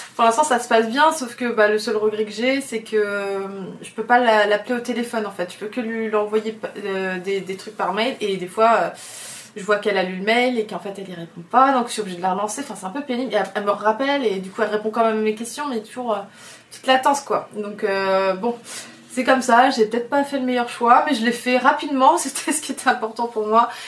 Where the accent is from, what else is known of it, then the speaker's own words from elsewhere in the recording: Oléron, Nouvelle-Aquitaine, France; now in Paris, France; je suis très bien entourée à Oléron, parce que c'est de là d'où je viens et que vraiment c'est mes racines et que j'ai des potes depuis toujours là-bas